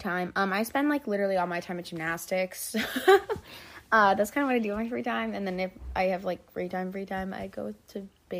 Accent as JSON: {"language": "English", "region": "North Carolina", "country": "United States", "tie": "born or raised there", "said": "I was born in North Carolina."}